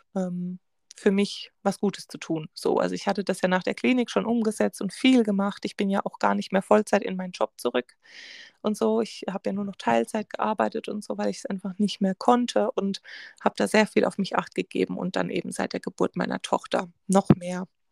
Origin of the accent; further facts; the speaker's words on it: Germany; bei uns in Deutschland